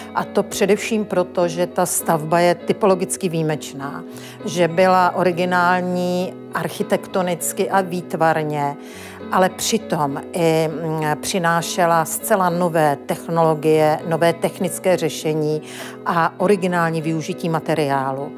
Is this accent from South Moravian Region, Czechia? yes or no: no; Ostrava region, Moravian-Silesian Region, Czechia; Já pocházím z Ostravska a svou památkovou praxi jsem v Ostravě v 80. letech začínala